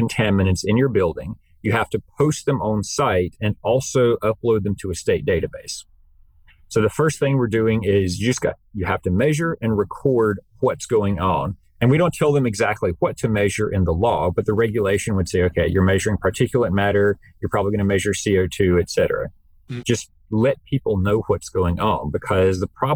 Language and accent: English; North Carolina, United States; I come from North Carolina